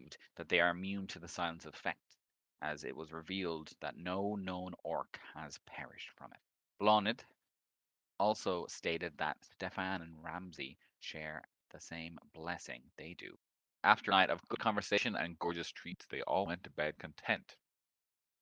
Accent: Ireland; we're Irish

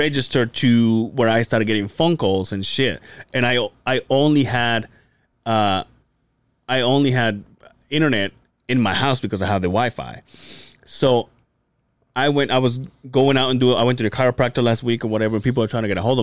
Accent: Mexico; English is a second language; moved away; my hometown

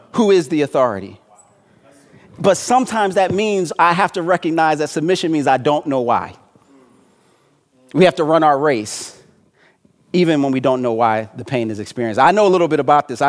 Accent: Philadelphia, Pennsylvania, United States; My city, my hometown, Philadelphia

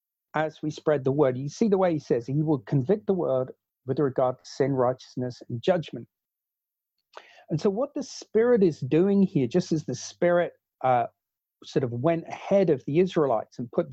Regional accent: New Zealand; born there; I was born in New Zealand

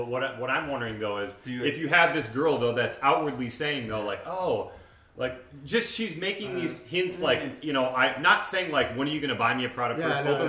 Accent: Midwest, United States; I grew up in the Midwest

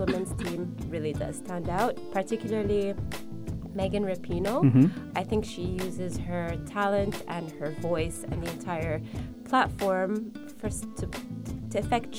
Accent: Canada; now in United Arab Emirates; I'm born and raised in Canada

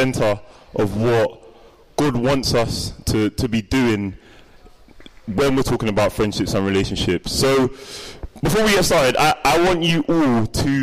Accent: London, United Kingdom; born or raised there

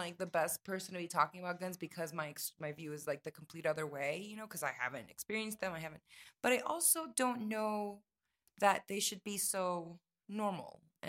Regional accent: Dominican Republic; also born or lived in Colombia / United States; I'm mixed. I'm born in Colombia. My childhood was in Dominican Republic, but I've lived a big part in the United States.

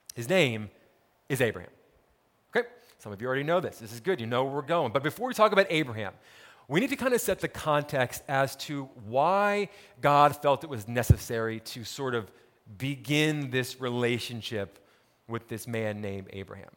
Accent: Montclair, New Jersey, United States; I grew up in New Jersey, town called Montclair, about ten miles outside of New York City

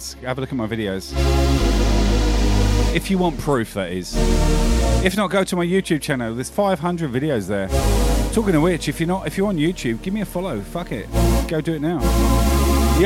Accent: United Kingdom; moved away; my home country, the UK

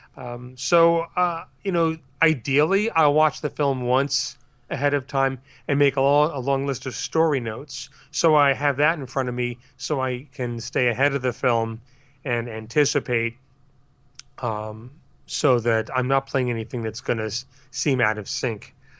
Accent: Larchmont, New York, United States; I grew up in Larchmont, New York

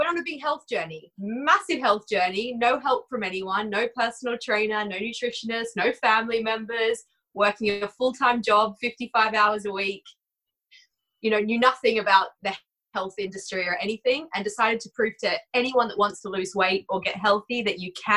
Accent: Australia; moved away as an adult; now in United Kingdom; So I am Aussie. I grew up in Australia. I've actually been in the UK 10 years today.

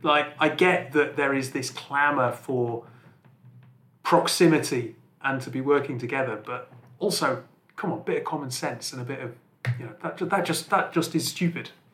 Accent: Northumberland, North East England, United Kingdom; I'm I'm from from Northumberland

